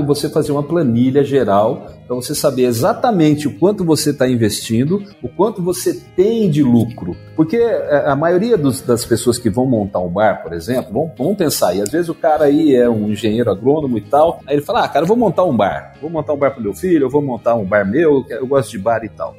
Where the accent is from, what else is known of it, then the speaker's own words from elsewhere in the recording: Campinas, São Paulo, Brazil; eu sou de Campinas, né? Interior de São Paulo.